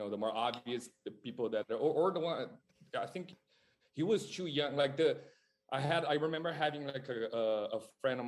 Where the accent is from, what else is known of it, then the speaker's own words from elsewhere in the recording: Brazil; moved away as an adult; now in Los Angeles, United States; I'm born and raised in Brazil, so I moved here in LA like 10 years ago